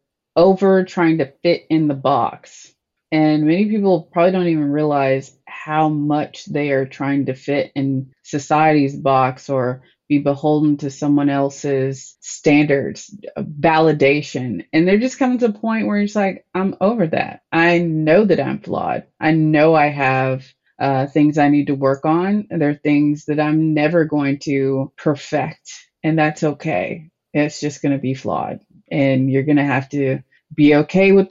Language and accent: English; Cookeville, Tennessee, United States; By the time I grew up in Cookeville, Tennessee